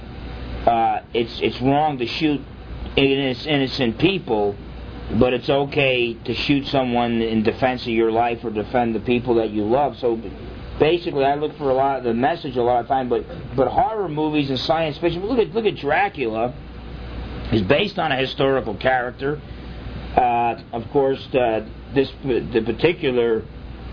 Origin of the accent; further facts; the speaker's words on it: New Jersey, United States; I grew up in New Jersey